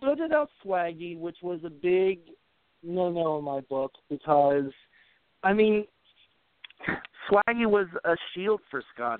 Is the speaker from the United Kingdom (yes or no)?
yes; England, United Kingdom; But that's just because I'm an English person and I don't like referring to you.